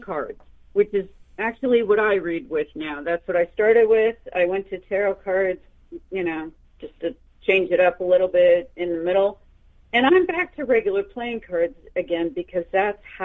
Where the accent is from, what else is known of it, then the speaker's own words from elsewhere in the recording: central Pennsylvania, United States; both houses that I grew up in, my father and mother designed it with an architect, and, you know, they built them from the ground up. So we lived in the woods on numerous acres, and, you know, it was large, and it was in a very small town in Pennsylvania.